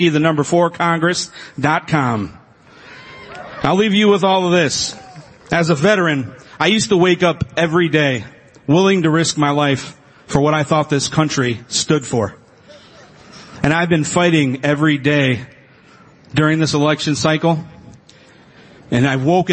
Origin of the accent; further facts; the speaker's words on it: Ohio, United States; I'm the guy from Ohio